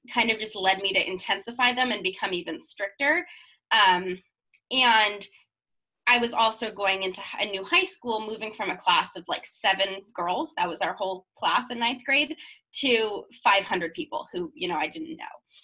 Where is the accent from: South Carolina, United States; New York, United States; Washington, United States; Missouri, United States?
Washington, United States; Seattle; my family's from Idaho, but I grew up in Seattle